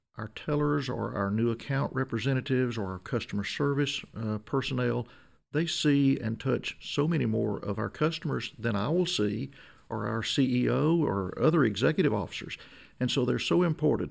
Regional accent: Emerson, Arkansas, United States; I was born and raised south of Magnolia near Emerson, a small community in southern Columbia County

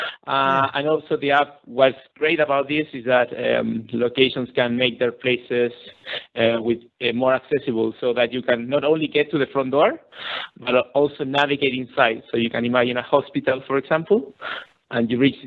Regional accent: Chile; I'm actually from Chile

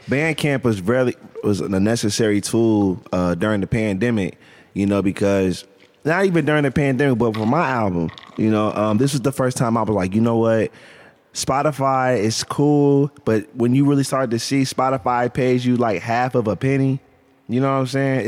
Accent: Canton, Ohio, United States; I'm from Canton

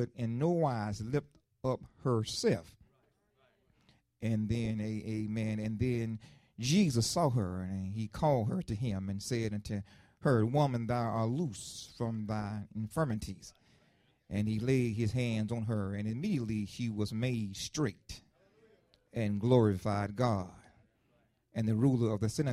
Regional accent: Lakeland, United States; I was growing up in Lakeland, a young boy growing up in Lakeland, I grew up on 6th Street

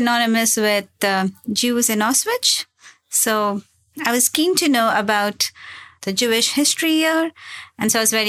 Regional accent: India; I come from India.

